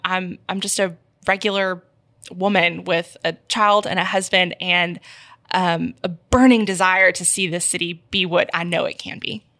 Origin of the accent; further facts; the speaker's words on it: Memphis, Tennessee, United States; also born or lived in Houston, Texas / Indiana; I moved to Memphis when I was nine, actually, so the, all my family is from here, but I lived in Houston for a while